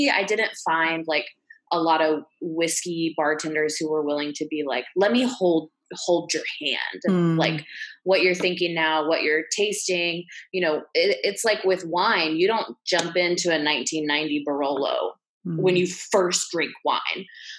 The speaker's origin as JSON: {"language": "English", "region": "Midwest", "country": "United States", "said": "And, you know, I'm from the Midwest. So I thought that coming back wasn't going to be like that scary."}